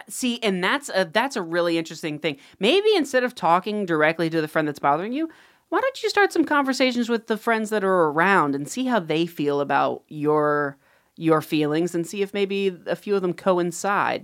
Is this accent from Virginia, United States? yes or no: no; Ohio, United States; I'm from Ohio